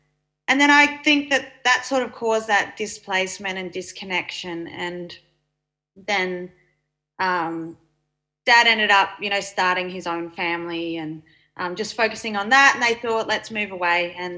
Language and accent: English; Mornington Peninsula, Victoria, Australia; also born or lived in Benalla, Victoria / northern New South Wales; I'm a Yorta Yorta Dja Dja Wurrung woman living down on Bunurong country on the Mornington Peninsula. I grew up here most of my life. I was born in Benalla and then moved to northern New South Wales and, yeah, back here in Vic